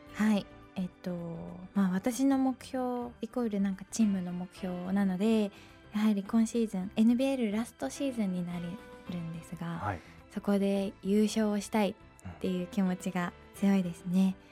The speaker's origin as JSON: {"language": "Japanese", "region": "Kanagawa", "country": "Japan", "tie": "born or raised there", "also_born_or_lived": "Utsunomiya", "said": "私は、えっと、神奈川県出身で、はい、今も向こうで生活はしています"}